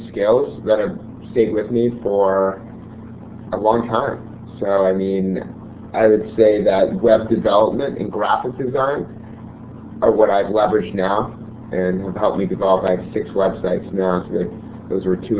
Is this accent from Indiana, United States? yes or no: no; Newton, Massachusetts, United States; I'm originally from Newton, Massachusetts